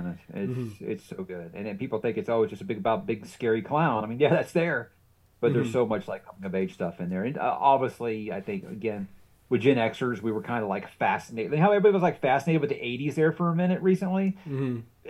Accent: Atlanta, Georgia, United States; I was born in Atlanta

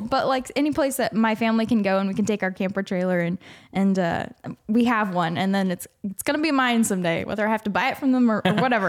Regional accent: The Woodlands, Texas, United States; moved away; I'm from the Woodlands, Texas

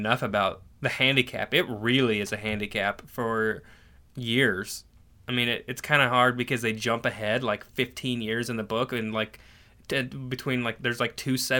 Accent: Canada; born there; I was born in Canada.

